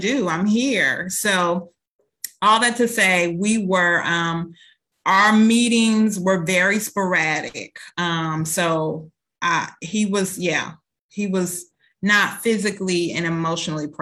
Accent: Minnesota, United States; also born or lived in Indiana; when I was seven, we relocated from Indiana to Minnesota.

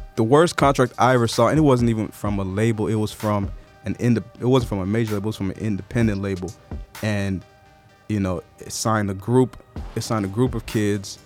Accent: Nigeria; moved away; I'm Nigerian by birth

